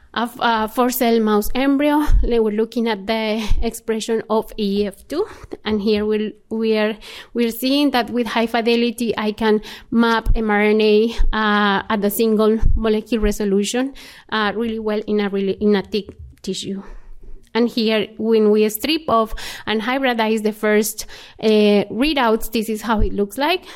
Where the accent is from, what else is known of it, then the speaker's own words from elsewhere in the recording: Colombia; moved away as an adult; I was born in Colombia